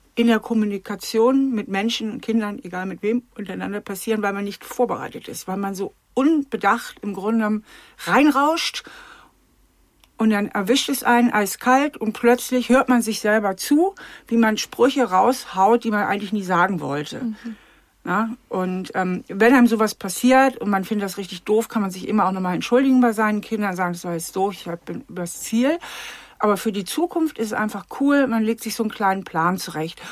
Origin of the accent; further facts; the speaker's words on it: Germany; also in Hamburger ähm, Vorort